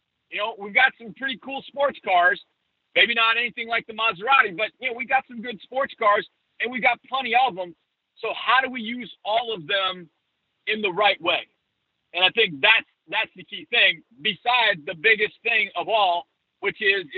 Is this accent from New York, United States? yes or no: no; Wisconsin, United States; now in Houston, United States; Before I moved to Houston, I grew up in Wisconsin, so the Packers are my second favorite team. And my parents still live there